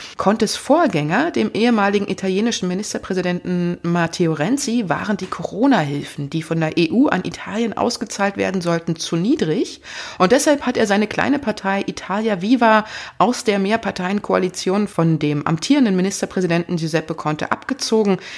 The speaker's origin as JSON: {"language": "German", "country": "Germany", "said": "bei uns in Deutschland"}